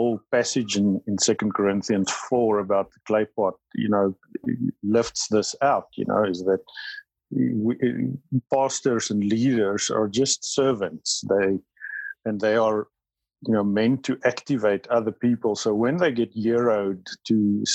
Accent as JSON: {"language": "English", "country": "South Africa", "first_language": "Afrikaans", "second_language": "English", "said": "My first language is Afrikaans, but it's only a small percentage of South Africans that speak Afrikaans"}